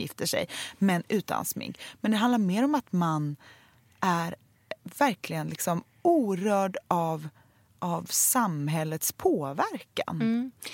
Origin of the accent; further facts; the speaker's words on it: Sweden; vi svenskar